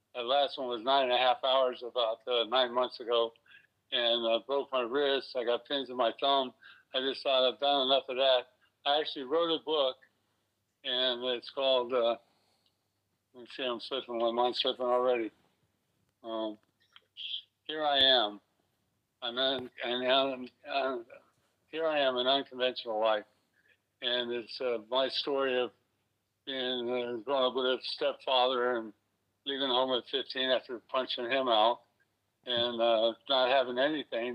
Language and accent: English; West Palm Beach, Florida, United States; I'm from West Palm